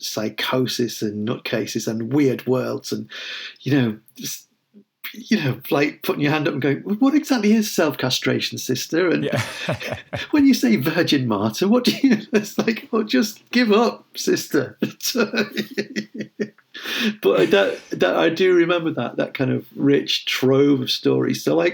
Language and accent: English; Liverpool, North West England, United Kingdom; I mean, I'm Liverpool Irish, and Liverpool has always had that very strong connection.